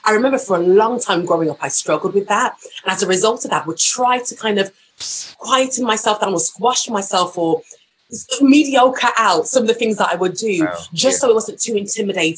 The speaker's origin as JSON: {"language": "English", "town": "Walsall", "region": "West Midlands", "country": "United Kingdom", "tie": "born or raised there", "said": "the church that we were raised in Walsall, a small town called Walsall, was so musical"}